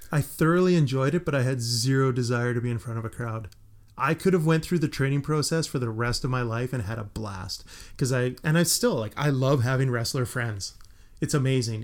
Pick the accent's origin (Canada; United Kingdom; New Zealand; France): Canada; Western Canada; we are from Western Canada